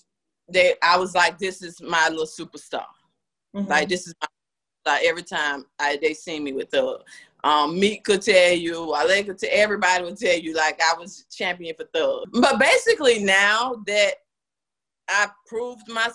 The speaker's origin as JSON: {"language": "English", "town": "Tampa", "region": "Florida", "country": "United States", "moved": "as an adult", "lives_now": "Atlanta, United States", "said": "I'm originally from Tampa, Florida. So that's what led me to Atlanta."}